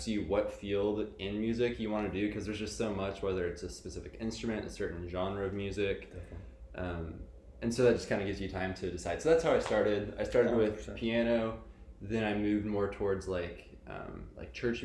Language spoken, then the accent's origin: English; California, United States; moved away as an adult; now in Nashville, United States; From California.